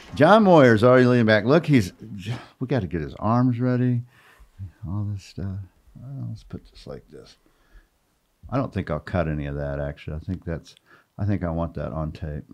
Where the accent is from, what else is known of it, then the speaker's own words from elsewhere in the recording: Portales, New Mexico, United States; I grew up in Portales